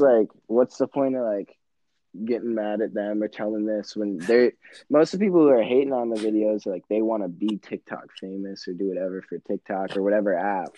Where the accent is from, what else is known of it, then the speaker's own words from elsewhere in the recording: Michigan, United States; I'm 17. I'm from Michigan